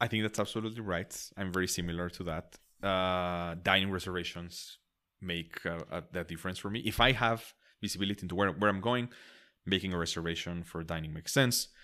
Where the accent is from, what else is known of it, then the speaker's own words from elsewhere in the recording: Mexico; English is a second language; I'm from Mexico